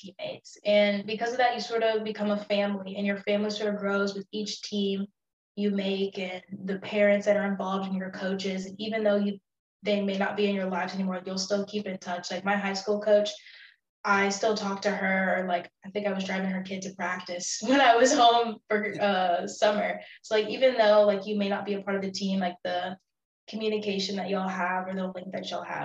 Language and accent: English; Houston, Texas, United States; I'm from Houston